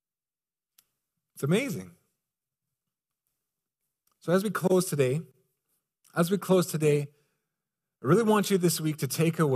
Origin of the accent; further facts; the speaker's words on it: Canada; I'm a guy from Canada